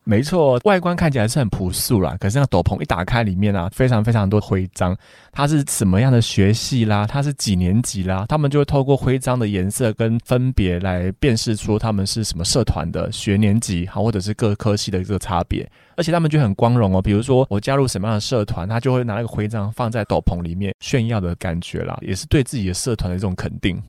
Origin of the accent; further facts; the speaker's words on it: Taiwan; 口感其实跟我们台湾的也比较接近